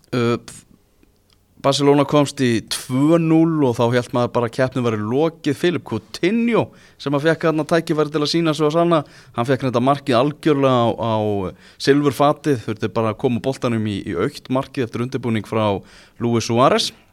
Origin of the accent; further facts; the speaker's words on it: Iceland; við erum náttúrulega Íslandingar